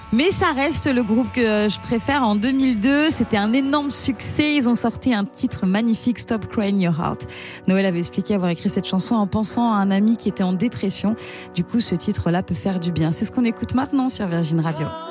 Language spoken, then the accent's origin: French; Celle-sur-Belle, Nouvelle-Aquitaine, France; De Celle-sur-Belle dans les Deux-Sèvres.